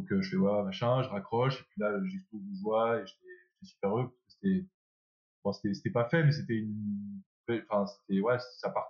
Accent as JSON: {"language": "French", "country": "France", "said": "moi à la base je cherchais à rentrer en France parce que je suis, euh, bah, je suis français, mon rêve c'est de, jouer en 2014, de jouer euh, pour la France"}